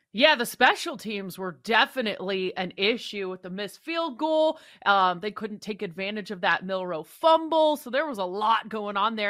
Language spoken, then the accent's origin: English; Seattle, Washington, United States; I am from Seattle